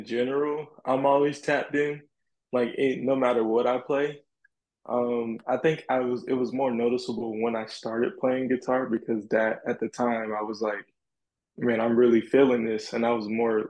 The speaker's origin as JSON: {"language": "English", "region": "South Carolina", "country": "United States", "tie": "born or raised there", "said": "because where I'm from South Carolina, so I grew up around a lot of the gospel music."}